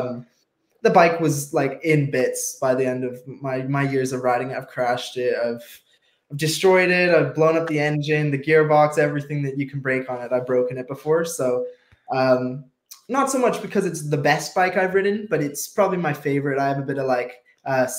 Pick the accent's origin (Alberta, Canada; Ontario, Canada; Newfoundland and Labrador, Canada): Alberta, Canada; also born or lived in England; I know what it's like to be a young Canadian kid.